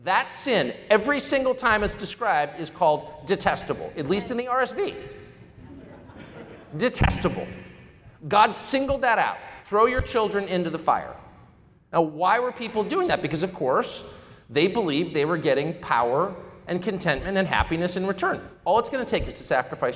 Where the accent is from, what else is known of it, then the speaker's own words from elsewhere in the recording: United States; also born or lived in La Jolla, California / Washington, D.C.; I grew up in Georgetown, La Jolla and Georgetown